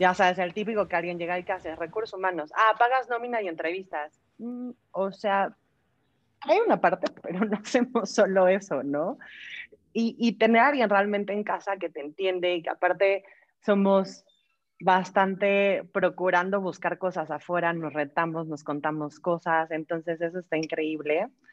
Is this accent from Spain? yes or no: no; Mexico; Tengo 35 años, soy mexicana